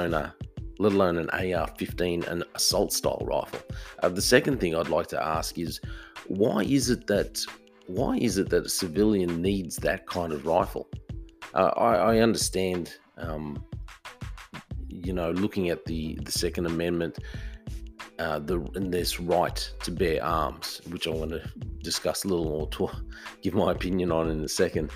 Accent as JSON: {"language": "English", "country": "Australia", "said": "I'm from Australia"}